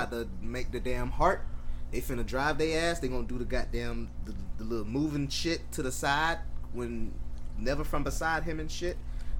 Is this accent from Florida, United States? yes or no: yes; Broward County, Florida, United States; I was born and raised in Broward County. Went to all Broward County schools.